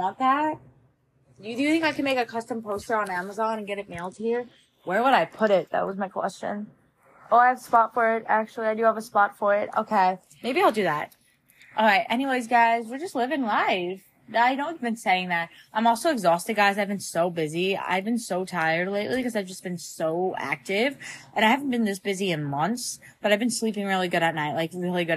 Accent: Long Island, New York, United States; moved away as an adult; my hometown, Long Island

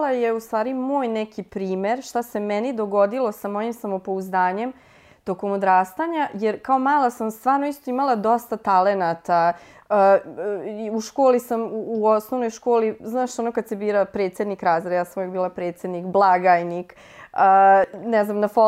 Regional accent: Futog, Vojvodina, Serbia; mi smo bili iz Futoga, nije selo, ali nekako drugačije to se funkcionisalo

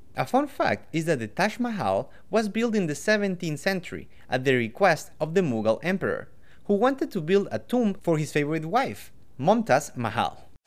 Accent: Quito, Pichincha, Ecuador; I'm from Quito, Ecuador

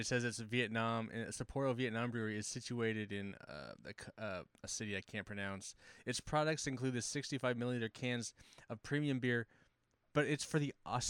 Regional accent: United States; me as an American

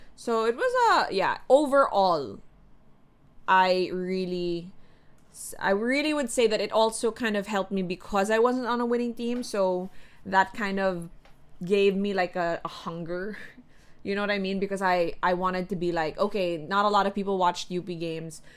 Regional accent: Quezon City, Metro Manila, Philippines; also born or lived in Makati; I grew up in the north, like way north, Katipunan area

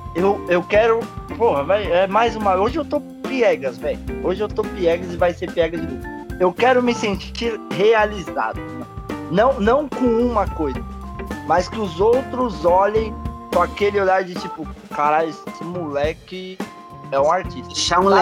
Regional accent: São Paulo, Brazil; Eu sou paulista

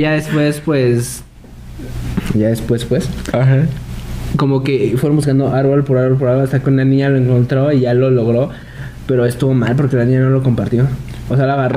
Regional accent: Mexico

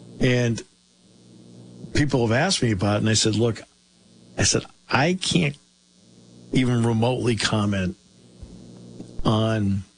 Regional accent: Bellefonte, Pennsylvania, United States; to go from being born just down the street from Beaver Stadium at Mountaineer Medical Center and growing up in Bellefonte

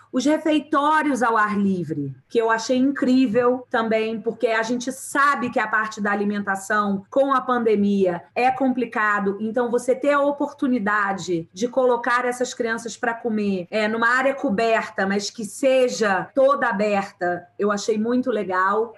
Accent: Rio de Janeiro, Brazil; eu sou carioca

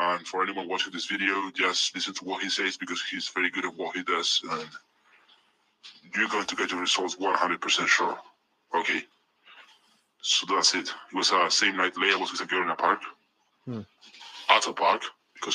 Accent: Spain; accent: mix between Spanish and the American accent; also born or lived in United Kingdom; I'm not white because I'm from Spain, Europe

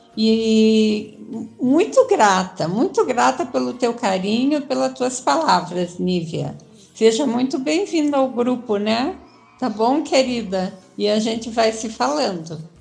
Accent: Curitiba, Paraná, Brazil; now in São Paulo, Brazil; eu sou de Curitiba

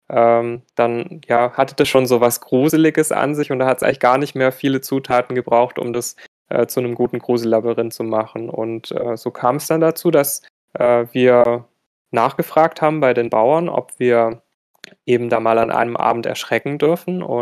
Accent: Baden-Württemberg, Germany; ich komme aus der Nähe von Stuttgart

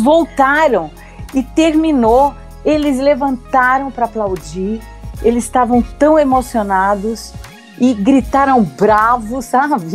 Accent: Ribeirão Preto, São Paulo, Brazil; Eu sou do interior de São Paulo, uhum. de um lugar muito próximo a Minas. Então, eu sempre falei Uai, trem. Olha. É, que é Ribeirão Preto

